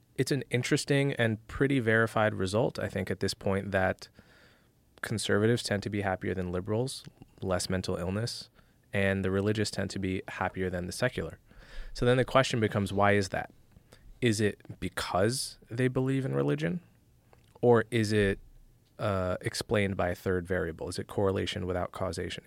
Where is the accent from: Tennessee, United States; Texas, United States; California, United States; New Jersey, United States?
New Jersey, United States; moved away; I grew up in North Jersey right outside of New York